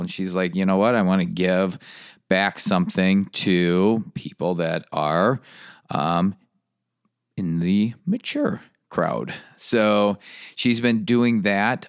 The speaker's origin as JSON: {"language": "English", "region": "Michigan", "country": "United States", "moved": "as an adult", "lives_now": "North Carolina, United States", "said": "when I left Michigan, I left it because of the gray and the cold"}